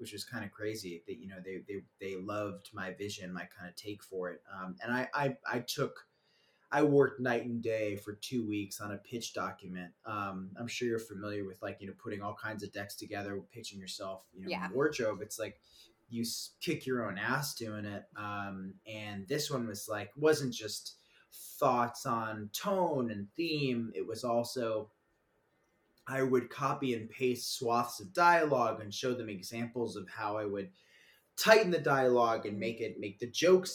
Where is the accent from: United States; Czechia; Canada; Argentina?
United States; Woodstock, New York; growing up in Woodstock, New York